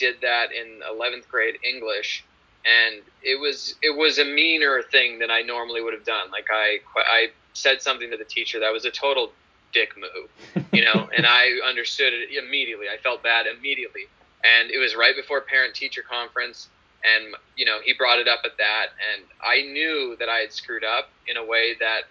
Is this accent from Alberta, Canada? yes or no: yes; Calgary, Alberta, Canada; We shot in my hometown, Calgary, so that's where I grew up